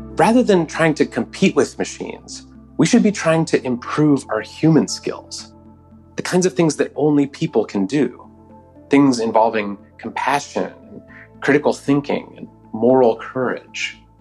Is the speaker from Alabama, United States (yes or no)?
no; Oakland, California, United States; my hometown of Oakland, California